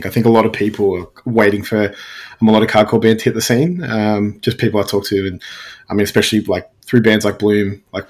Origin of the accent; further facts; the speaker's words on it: Werribee, Victoria, Australia; I grew up in Werribee